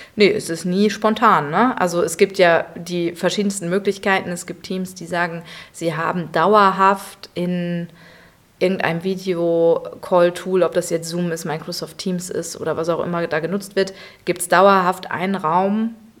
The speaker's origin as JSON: {"language": "German", "town": "Münster", "region": "North Rhine-Westphalia", "country": "Germany", "tie": "born or raised there", "moved": "yes", "lives_now": "Cologne, Germany", "said": "gebürtig komme ich aus Münster, also sture Westfälin"}